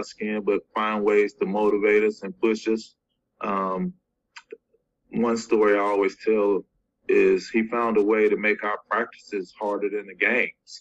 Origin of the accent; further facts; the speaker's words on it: Cincinnati, Ohio, United States; I'm from Cincinnati